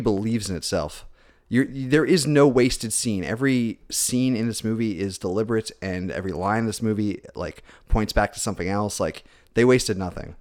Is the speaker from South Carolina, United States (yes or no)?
yes; Spartanburg, South Carolina, United States; also born or lived in Orlando, Florida; I was born in Florida, but I, I, spent most of my formative years in South Carolina